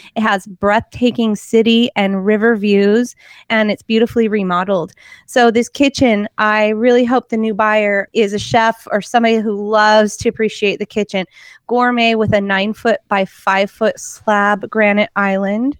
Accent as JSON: {"language": "English", "town": "Portland", "region": "Oregon", "country": "United States", "tie": "born or raised there", "lives_now": "Salem, United States", "said": "I grew up in Portland where we had bridge problems"}